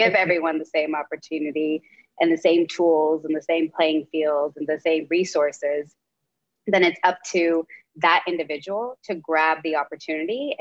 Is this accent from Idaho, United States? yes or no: no; Dallas, Texas, United States; now in New York City, United States; I am a daughter of immigrant parents, and I was born in Dallas, Texas, and now live in New York City